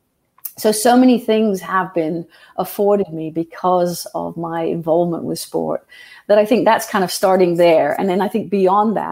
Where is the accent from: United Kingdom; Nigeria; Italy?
United Kingdom; England; now in United States; I grew up in England, and it's incredibly tribal there.